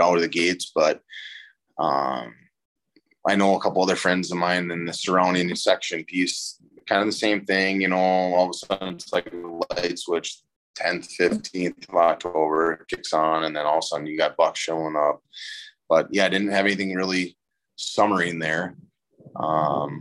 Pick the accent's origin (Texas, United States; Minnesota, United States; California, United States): Minnesota, United States; we're a little tougher in Minnesota